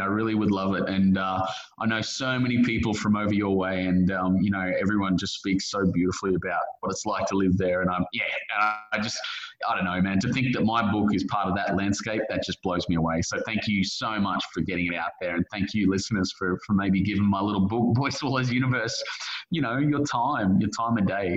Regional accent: Brisbane, Queensland, Australia; my hometown, Brisbane

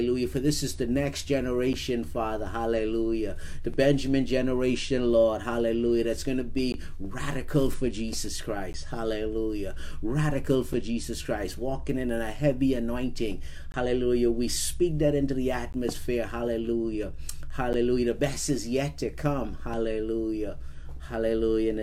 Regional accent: Bahamas; now in Alaska, United States; growing up in the Bahamas

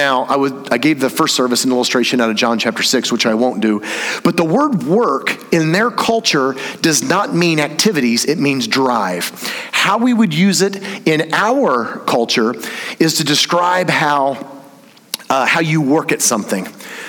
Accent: Indiana, United States; I grew up in Indiana. You know that place where like really good basketball's from?

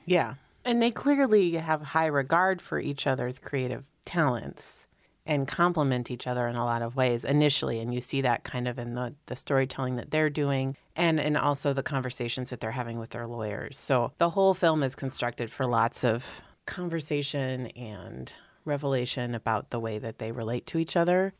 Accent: East Coast, United States; I'm from the East Coast

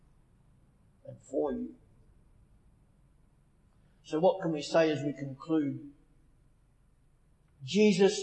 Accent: Australia; moved away as an adult; now in England; Growing up in Australia, I was raised by my parents

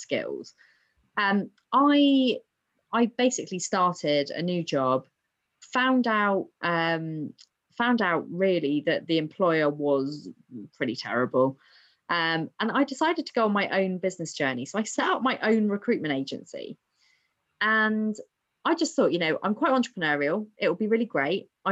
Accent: Southampton, South East England, United Kingdom; I'm from Southampton.

